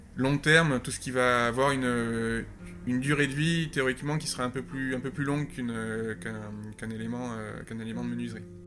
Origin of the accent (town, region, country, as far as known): Landes, Nouvelle-Aquitaine, France; born or raised there; also born or lived in Canada / Norway; now in Paris, France